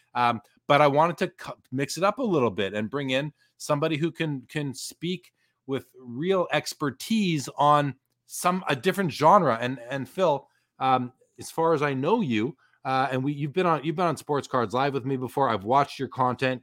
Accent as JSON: {"language": "English", "country": "Canada", "said": "I'm definitely Canadian"}